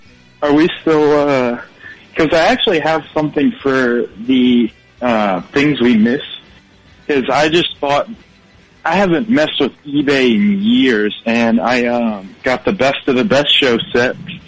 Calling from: Baton Rouge, Louisiana, United States; I'm calling from Baton Rouge.

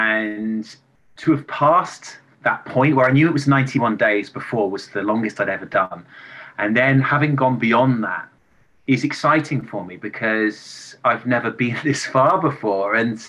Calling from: England, United Kingdom; I'm calling from England and I'm 41 years old. I'm going to turn 42 in March.

